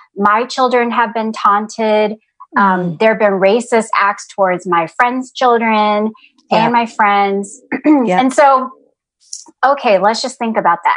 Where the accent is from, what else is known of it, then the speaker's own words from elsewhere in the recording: Atlanta, Georgia, United States; moved away as an adult; also born or lived in San Jose, California / Ohio; now in North Carolina, United States; even though I was born in San Jose, California, I mostly grew up in Atlanta, Georgia.